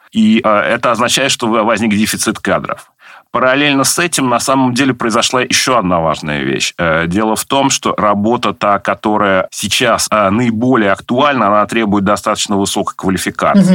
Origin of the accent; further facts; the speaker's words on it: Nizhny Novgorod, Nizhny Novgorod Oblast, Russia; Я родился в Нижнем Новгороде, тогда еще в Горьком, в 1976 году, вырос в Заводском районе